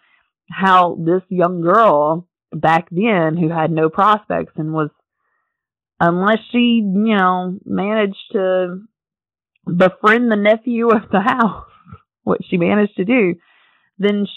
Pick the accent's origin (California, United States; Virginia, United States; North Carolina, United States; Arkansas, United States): North Carolina, United States; if you're from North Carolina, which I am, you know. My hometown's about an hour and a half from Asheville. So I got to see the Biltmore House quite a bit growing up